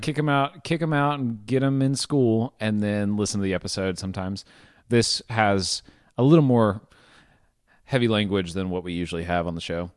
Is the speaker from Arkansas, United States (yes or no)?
yes; Arkansas, United States; growing up in Arkansas